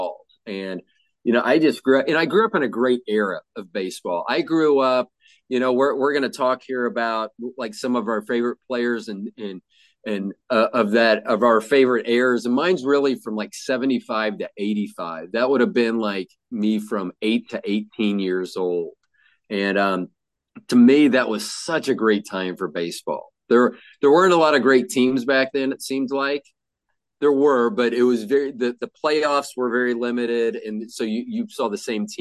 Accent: Kansas City, Missouri, United States; also born or lived in Tampa, Florida; we moved to Kansas City from Florida in 1969

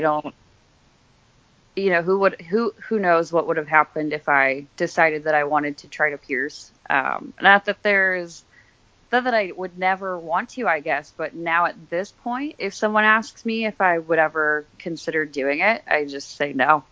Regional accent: Scranton, Pennsylvania, United States; moved away as an adult; also born or lived in Philadelphia / New York / Minnesota; I am from Scranton, Pennsylvania, so I was there until I was about 20.

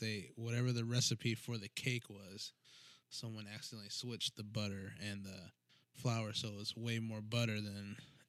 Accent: Brentwood, Missouri, United States; I grew up in Brentwood, which is where it's at. Well, it's in Rock Hill, but they're right next to each other.

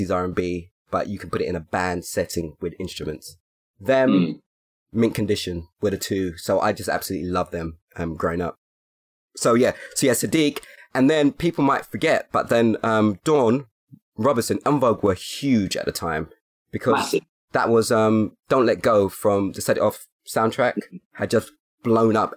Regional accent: London, United Kingdom; I come from Hackney

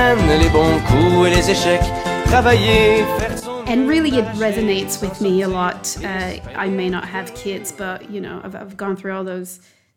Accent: Montreal, Quebec, Canada; I am French-Canadian. I grew up in Montreal

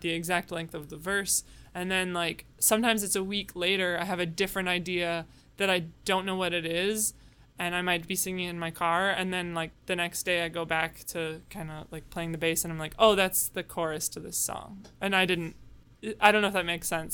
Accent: suburb of Chicago, Illinois, United States; I grew up in a suburb of Chicago

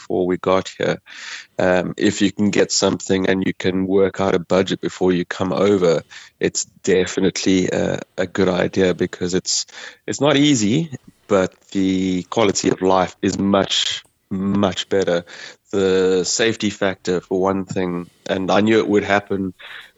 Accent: South Africa; moved away as an adult; now in Mayo, Ireland; I get asked about my accent all the time, and they're very, very interested in where I come from

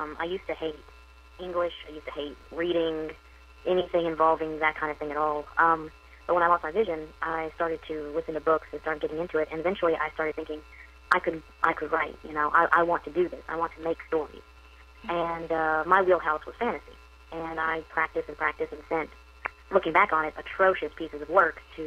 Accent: Hopkins County, West Kentucky, United States; So I'm from West Kentucky, from Hopkins County.

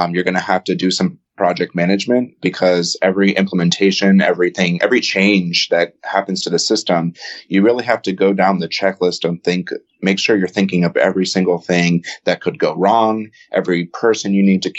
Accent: Alexandria, Virginia, United States; now in California, United States; I was born and raised in Alexandria, Virginia

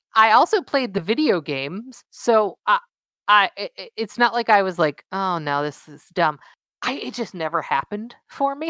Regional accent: Southern California, United States; I'm from Southern California

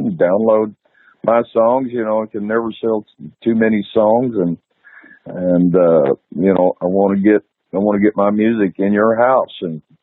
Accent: Texas, United States; I'm from Texas, and I'm very proud of Texas and devoted to this state.

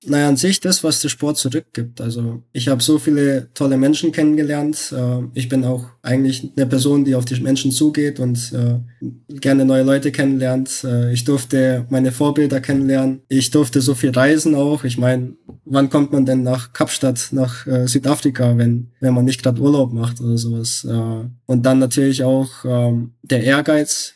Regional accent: Belgrade, Serbia; now in Munich, Germany; ich gebürtiger Bel Belgrader bin

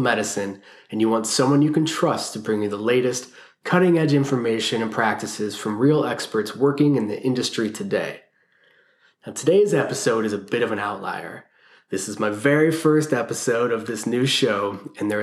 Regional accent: Cleveland, Ohio, United States; moved away as an adult; also born or lived in San Francisco; I moved from Cleveland, Ohio, where I was born and raised, out to San Francisco

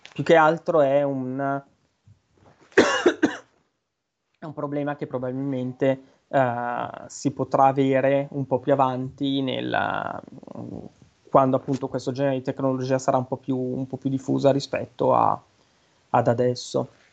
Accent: Brianza, Lombardy, Italy; accent: Brianzolo; un po' l'accento, l'inflessione un po' da, da semi Brianzoli. Io Brianzolo vero, io sono in provincia della Brianza.

